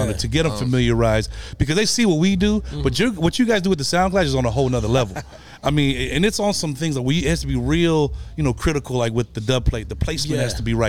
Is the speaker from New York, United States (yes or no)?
no; California, United States; I'm from California.